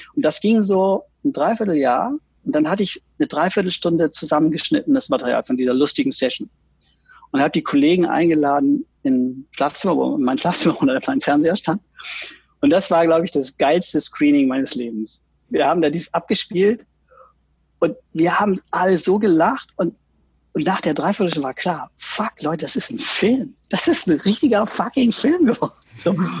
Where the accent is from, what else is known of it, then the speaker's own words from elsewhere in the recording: Oldenburg, Lower Saxony, Germany; moved away as an adult; also born or lived in Berlin / Rostock; ich komme aus unfassbar spießigen Verhältnissen. Vater ist Apotheker. Wir waren fünf Kinder, so ein richtiger 50er Jahre Traumhaushalt mit dem Audi vor der Tür, immer den neuesten Audi. dann Super. später ein Golf Passat und ähm, alles sehr behütet und äh, Bungalow in Oldenburg